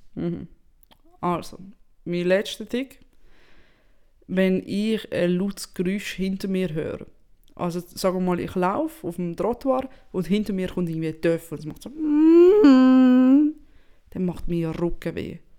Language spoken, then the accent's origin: German; Italy; now in Switzerland; als Italienerin